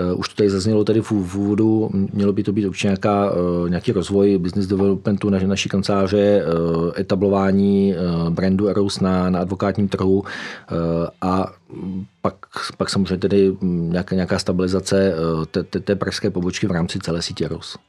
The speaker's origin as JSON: {"language": "Czech", "town": "Ostrov", "region": "Karlovy Vary Region", "country": "Czechia", "tie": "born or raised there", "said": "Narodil jsem se e, v Ostrově, což je na Karlovarsku, v roce 73."}